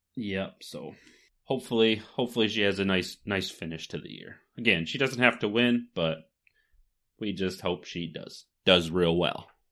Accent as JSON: {"language": "English", "region": "Michigan", "country": "United States", "said": "we're from Michigan"}